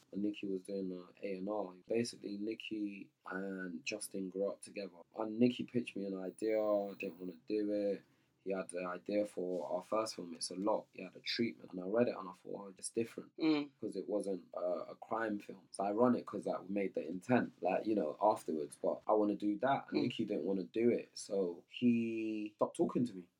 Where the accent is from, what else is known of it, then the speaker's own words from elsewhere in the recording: Nigeria; I'm Nigerian